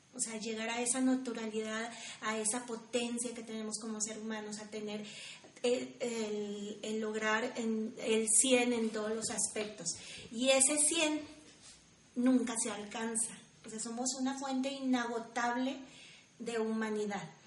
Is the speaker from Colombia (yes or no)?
no; Mexico; como mexicanos